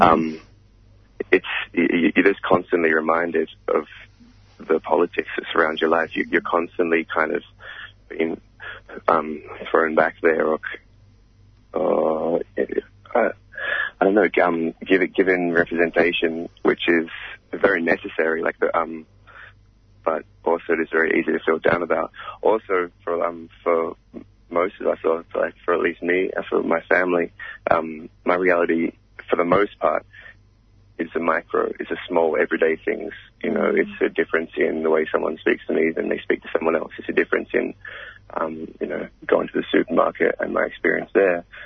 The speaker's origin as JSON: {"language": "English", "country": "Australia", "said": "our reality as African Australians"}